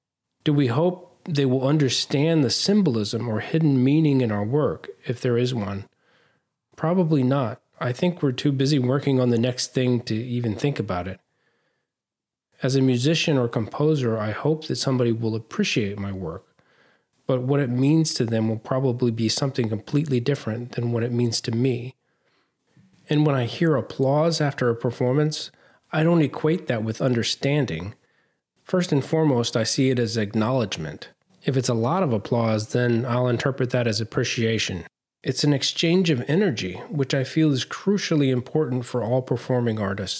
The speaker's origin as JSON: {"language": "English", "region": "southeastern Virginia", "country": "United States", "accent": "Southern", "said": "I'm from Virginia, southeastern Virginia, almost North Carolina."}